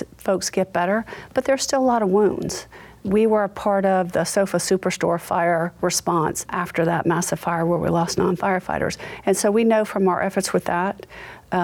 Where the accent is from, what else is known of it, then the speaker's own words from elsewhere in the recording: Charleston, South Carolina, United States; also born or lived in Massachusetts; I was born in Massachusetts, and my parents moved to Charleston when I was 2 years old, so I consider myself a Charlestonian.